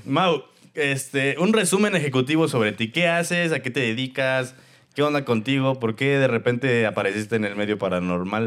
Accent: Celaya, Guanajuato, Mexico; yo soy de Celaya, Guanajuato

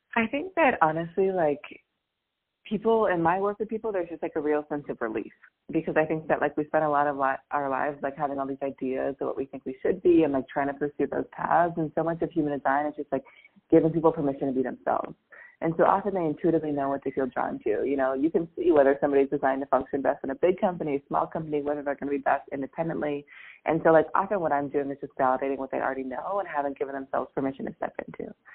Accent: Seattle, Washington, United States; moved away as an adult; also born or lived in New York; I'm from Seattle

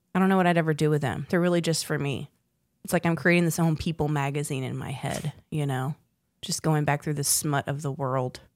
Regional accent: South Boston, Virginia, United States; also born or lived in South Florida / North Carolina; we moved there when I was in fourth grade

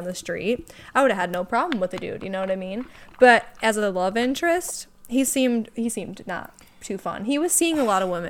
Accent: Wisconsin, United States; We're from Wisconsin.

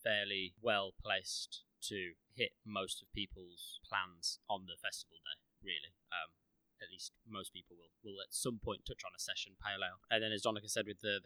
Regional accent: Midlands, United Kingdom; growing up in the Midlands, at least I think the majority of us grew up in the Midlands

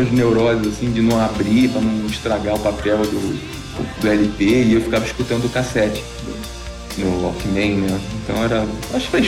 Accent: Rio de Janeiro, Brazil; eu sou do Rio de Janeiro, eu estava no Cefet

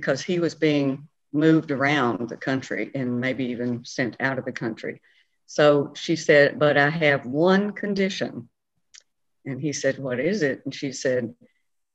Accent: Franklin, Tennessee, United States; I grew up in Franklin, Tennessee, with my father, was postmaster of Franklin

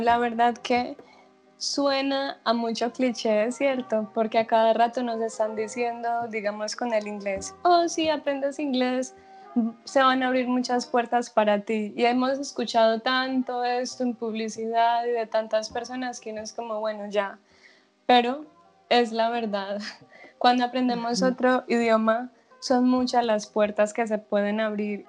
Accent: Medellín, Antioquia, Colombia; moved away as an adult; now in Netherlands; Yo soy de Medellín, Antioquia, pero vivo en Holanda hace dos años

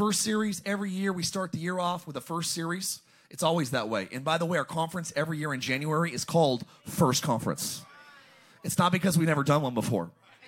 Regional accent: United States; a American Christian

